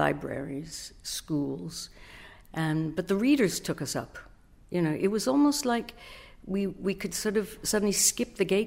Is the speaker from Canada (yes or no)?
yes; Canada; moved away as an adult; also born or lived in Britain; now in United Kingdom; I'm Canadian, I was new to Britain